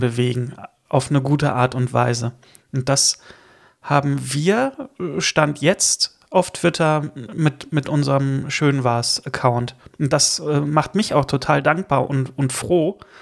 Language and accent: German; Rhineland, Germany; moved away; also born or lived in Northern Germany; ich bin ja kein gebürtiger Norddeutscher. Insofern kombiniere ich das mit dem Rheinland und dem Norddeutschen.